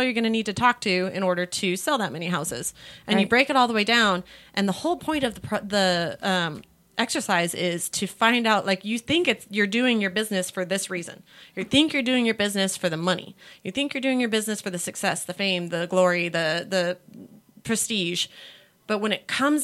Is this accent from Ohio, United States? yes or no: no; California, United States; now in Texas, United States; I'm back in California because I'm also from California